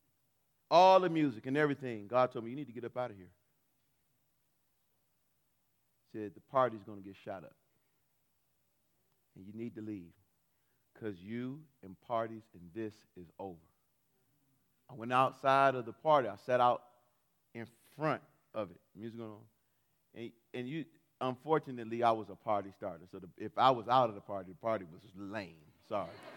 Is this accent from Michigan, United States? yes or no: yes; Detroit, Michigan, United States; I grew up in Detroit